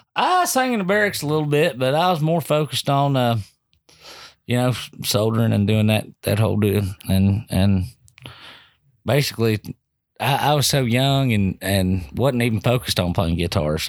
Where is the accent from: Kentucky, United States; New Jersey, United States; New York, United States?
Kentucky, United States; Bardstown; moved away as an adult; I grew up in this town